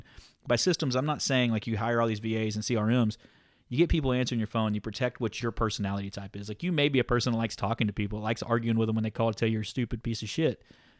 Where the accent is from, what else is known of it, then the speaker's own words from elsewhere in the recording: Deep South, United States; I'm from Deep South.